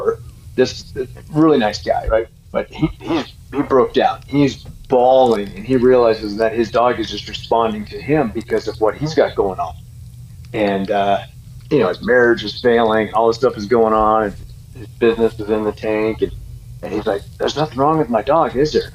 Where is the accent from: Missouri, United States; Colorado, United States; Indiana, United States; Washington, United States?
Colorado, United States; Boulder; I was born in Boulder